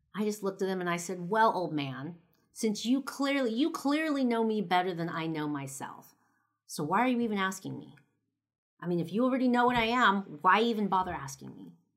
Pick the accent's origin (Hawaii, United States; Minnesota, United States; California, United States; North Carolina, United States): California, United States; Los Angeles; moved away; I'm from L